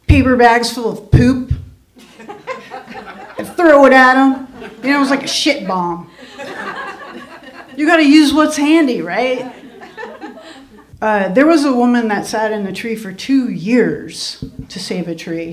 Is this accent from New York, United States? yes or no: yes; Adirondack Mountains, New York, United States; I grew up in the Adirondack Mountains.